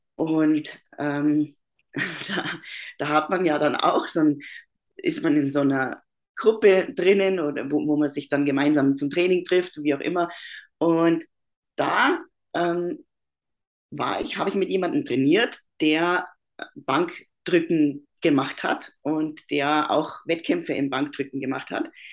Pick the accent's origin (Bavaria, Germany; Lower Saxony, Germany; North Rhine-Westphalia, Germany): Bavaria, Germany; moved away as an adult; also born or lived in Upper Austria, Austria; now in Austria; ich bin aus Deutschland, bin äh, aus Bayern und lebe aber seit sechs Jahren in Österreich.